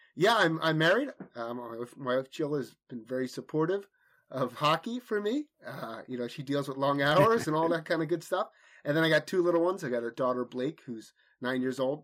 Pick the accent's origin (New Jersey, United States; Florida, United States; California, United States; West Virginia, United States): New Jersey, United States; Manasquan; I grew up playing hockey in Manasquan, New Jersey